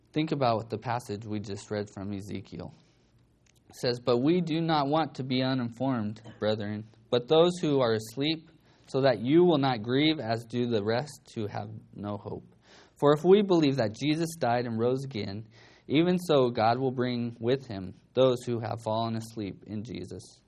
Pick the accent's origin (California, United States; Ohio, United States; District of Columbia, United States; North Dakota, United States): California, United States; Bakersfield; I grew up in Bakersfield